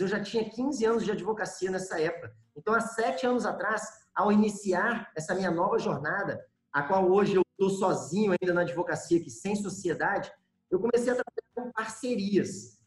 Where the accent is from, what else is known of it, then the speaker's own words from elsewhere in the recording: Espírito Santo, Brazil; also born or lived in João Monlevade, Minas Gerais, Brazil; Eu moro no Espírito Santo hoje, mas sou mineiro de João Molevade. Apesar de morar aqui no Espírito Santo já desde os sete anos de idade